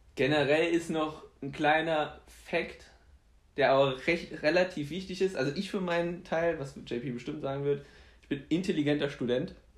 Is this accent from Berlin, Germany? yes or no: no; Saarbrücken, Saarland, Germany; also born or lived in Poland; wir sind aus Saarbrücken